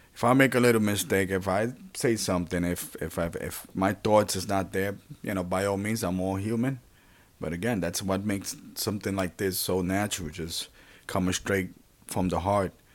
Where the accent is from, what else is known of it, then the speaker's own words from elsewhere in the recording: New York City, New York, United States; also born or lived in Puerto Rico; I was born in Puerto Rico and raised here in New York City, well, primarily in the Bronx